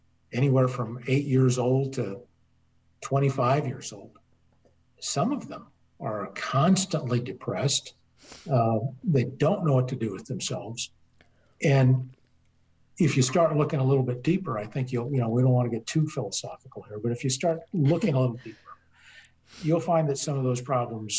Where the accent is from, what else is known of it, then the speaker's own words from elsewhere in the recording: Colorado, United States; also born or lived in the South (US); now in the South, United States; I'm from Colorado, but I've been here in the South now 26 years.